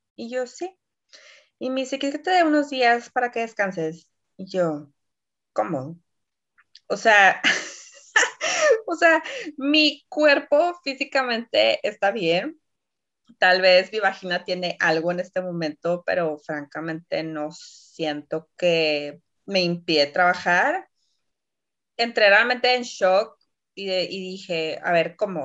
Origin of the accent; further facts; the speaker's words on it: Mexico; now in Poland; como buena mexicana